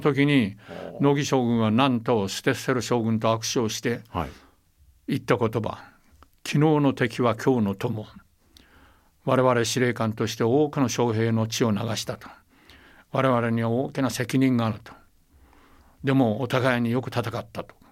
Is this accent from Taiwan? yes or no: yes; Taiwan; moved away; also born or lived in Okinawa; 私は台湾生まれ台湾育ちですから